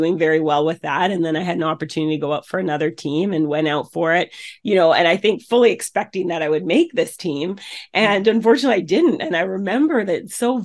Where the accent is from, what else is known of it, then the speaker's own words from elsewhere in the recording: Canada; then moved up to Canada. And so where I was born